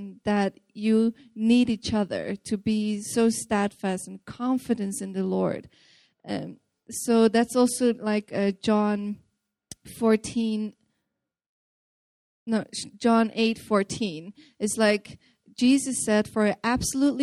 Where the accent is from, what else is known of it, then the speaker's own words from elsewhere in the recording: Netherlands; I'm from the Netherlands